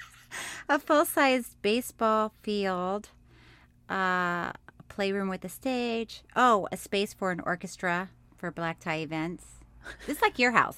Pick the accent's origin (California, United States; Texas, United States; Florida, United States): Florida, United States; Orlando; moved away; I'm from Florida, and I lived in Orlando for a long time, and when people would ask me where I, I was from, I'd say here